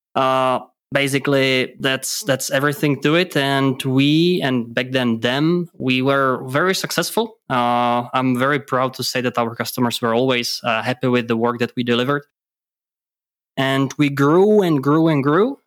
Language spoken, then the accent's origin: English; Czechia; English is a second language; moved away as an adult; now in Germany; I'm actually from Czech Republic